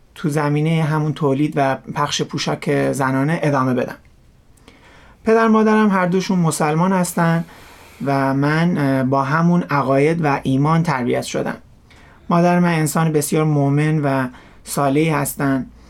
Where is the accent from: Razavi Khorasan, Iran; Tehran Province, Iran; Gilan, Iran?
Gilan, Iran; Rasht; در کشور ایران و شهر رشت در یه خانواده مسلمان متولد شدم و رشد کردم